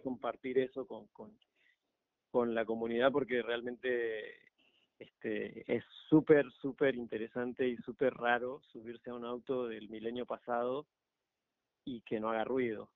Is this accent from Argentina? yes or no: yes; Argentina; now in Panama; Yo soy de Argentina